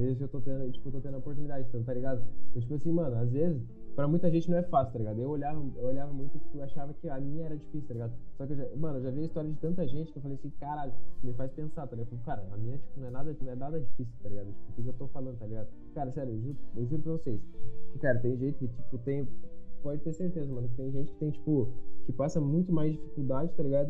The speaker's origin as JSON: {"language": "Portuguese", "country": "Brazil", "said": "Eu sou, sou brasileiro"}